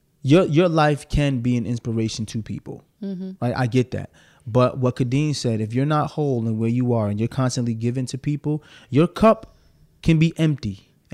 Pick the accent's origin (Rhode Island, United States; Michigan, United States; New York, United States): New York, United States; New York City; I'm from Brooklyn, so I say axe.